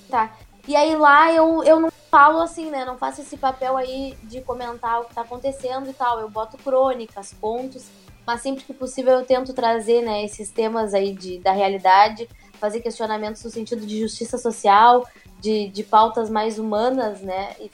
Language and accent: Portuguese; Arroio Grande, Rio Grande do Sul, Brazil; eu tenho um programa de rádio todo sábado, numa rádio de Arroio Grande, que é a minha cidade natal e também, né, do Barão de Mauá.